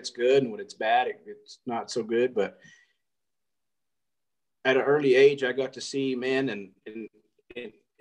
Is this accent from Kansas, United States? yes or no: no; Artesia, New Mexico, United States; also born or lived in Tucumcari, New Mexico; Born and raised in Artesia, New Mexico.